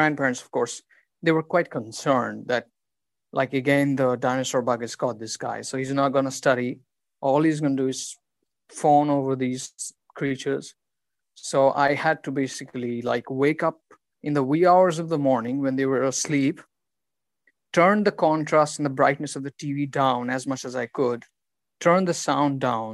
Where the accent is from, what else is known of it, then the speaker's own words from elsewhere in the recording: West Bengal, India; I'm from India, from Bengal